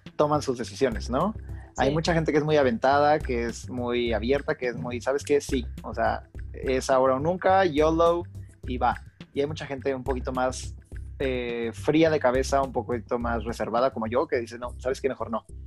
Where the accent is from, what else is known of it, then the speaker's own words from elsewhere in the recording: Guanajuato, Mexico; moved away as an adult; also born or lived in Riviera Maya; yo soy de Guanajuato, entonces a pesar de que yo estuviera viviendo en la Riviera Maya.